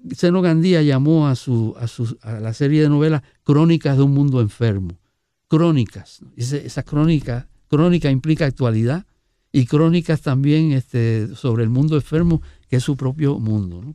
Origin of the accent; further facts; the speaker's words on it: Puerto Rico; qué somos y cómo somos los, puertorriqueños